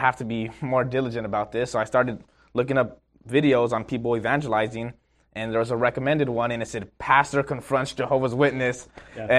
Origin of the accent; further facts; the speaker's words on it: San Diego, California, United States; so I'm born and raised in San Diego